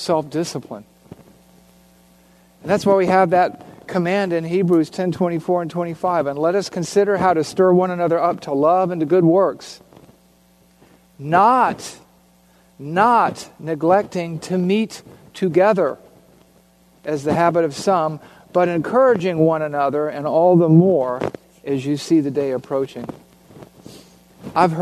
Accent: Savannah, Georgia, United States; in Savannah, Georgia, my hometown

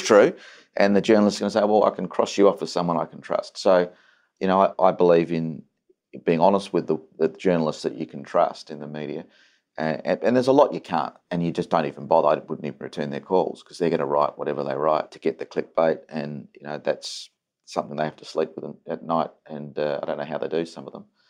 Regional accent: Adelaide, South Australia, Australia; I'm an idiot from Adelaide.

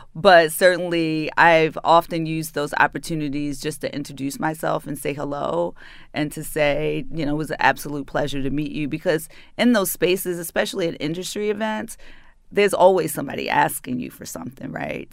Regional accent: Baltimore, Maryland, United States; accent: northern; moved away as an adult; also born or lived in New York City; I am a native daughter. I'm from Baltimore City

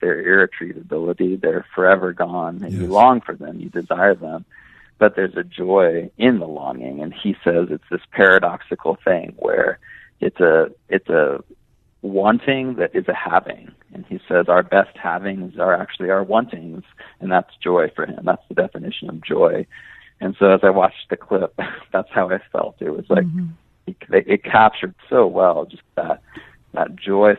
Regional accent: Oklahoma, United States; now in Santa Ana, United States; I grew up in Oklahoma, and there was a little creek in the backyard

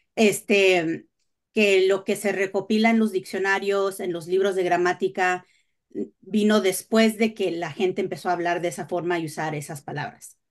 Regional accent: Perth Amboy, New Jersey, United States; now in Texas, United States; en donde nacimos, la, la, mayoría de, los, de la gente era puertorriqueña

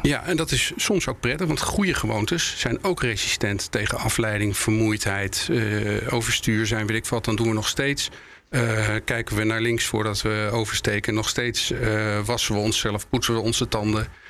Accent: Netherlands; wij als Nederlander

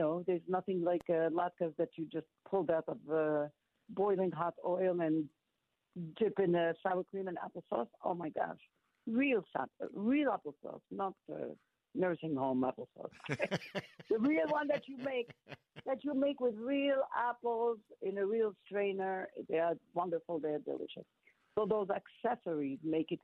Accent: Morocco; moved away; growing up in Morocco

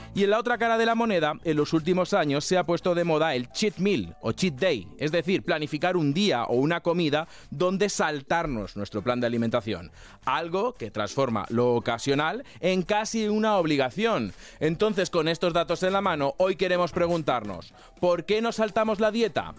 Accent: Castilla-La Mancha, Spain; soy de Castilla-La Mancha, que allí somos chiquiticos.

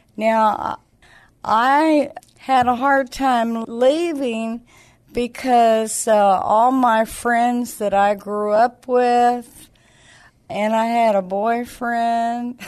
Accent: Clovis, New Mexico, United States; moved away; also born or lived in Alamogordo, New Mexico; was born and raised in Clovis, New Mexico. I lived there my whole life

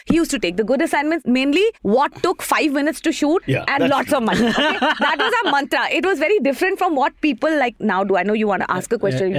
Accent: New Delhi, Delhi, India; Yes, I'm from Green Park.

